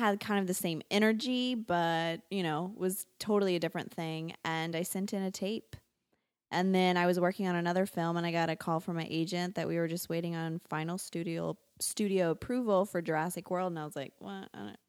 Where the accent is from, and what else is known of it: Louisiana, United States